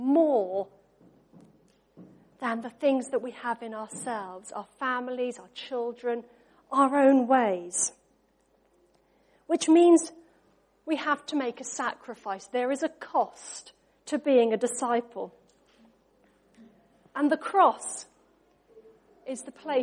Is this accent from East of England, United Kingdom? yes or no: yes; Norfolk, East of England, United Kingdom; We grew up in Norfolk